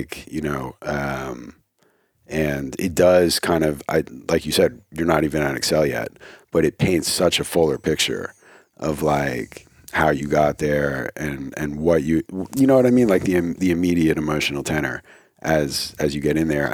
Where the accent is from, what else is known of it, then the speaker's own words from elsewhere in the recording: New Jersey, United States; I'm from New Jersey